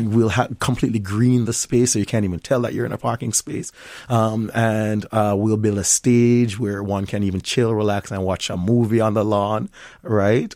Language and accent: English; Jamaica; accent: Jamaican; moved away as an adult; also born or lived in Tampa, Florida / Miami, Florida / Washington, D.C.; now in Minnesota, United States; didn't know that I was Jamaican a lot of times until later in life. And so now I'm in the Jamaican space, my accent is much thicker